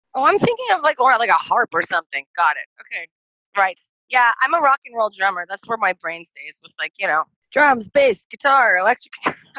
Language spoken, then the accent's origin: English; Thunder Bay, Ontario, Canada; moved away; everyone in my hometown's going to hate me.